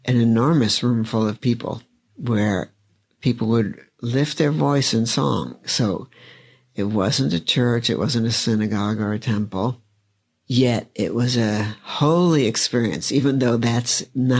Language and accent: English; New York City, New York, United States; growing up in Brooklyn, there actually were like guys on the corner singing doo-wop